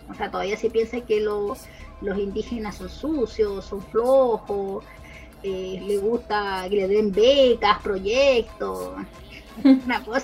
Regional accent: Chile; soy Aymara y después digo que soy chilena. Y eso sí me preguntan, porque yo soy Aymara primero

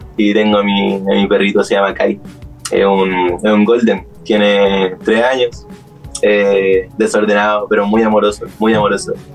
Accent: Santiago, Santiago Metropolitan Region, Chile; also born or lived in Chiguayante / Talcahuano / Concepción; ya el 2012 crecí en Santiago, Maipú

